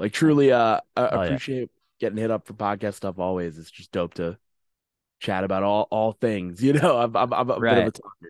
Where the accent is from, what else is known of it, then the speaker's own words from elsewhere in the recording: New York, United States; Nassau County's closer to New York City. I'm from Suffolk County.